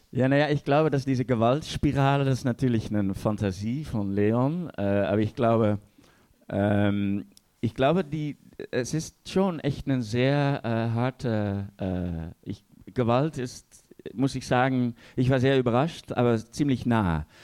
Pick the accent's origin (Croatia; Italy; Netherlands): Netherlands; als Holländer